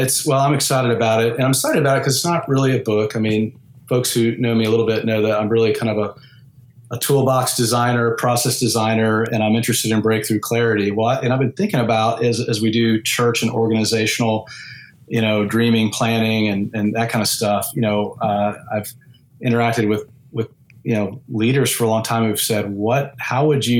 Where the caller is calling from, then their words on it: Houston, Texas, United States; I've got a finished off garage attic in Houston, Texas.